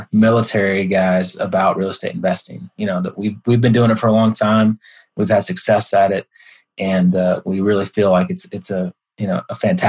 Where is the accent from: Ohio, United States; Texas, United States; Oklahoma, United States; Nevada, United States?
Texas, United States; Dallas; also born or lived in Pensacola, Florida; now in Denver, United States; I am originally from Dallas, Texas, now live in Denver, Colorado